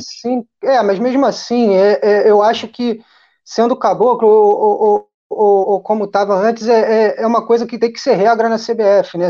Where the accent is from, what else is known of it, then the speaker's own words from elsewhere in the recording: Rio de Janeiro, Brazil; moved away as an adult; now in Niterói, Brazil; falo de Niterói, sou carioca da gema mesmo, pulei para Niterói tem pouco tempo